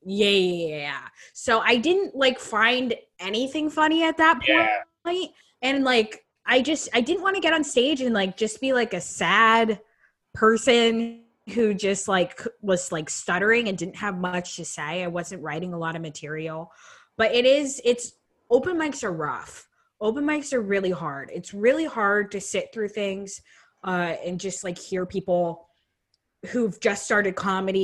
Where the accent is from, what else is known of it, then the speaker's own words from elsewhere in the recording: Vermont, United States; moved away as an adult; now in Brooklyn, United States; I'm from Vermont. And then moved to Brooklyn 4 years ago